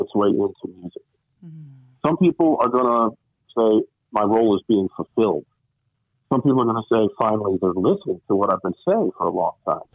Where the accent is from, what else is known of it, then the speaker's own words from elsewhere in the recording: Richmond, Virginia, United States; moved away; I grew up in Richmond, Virginia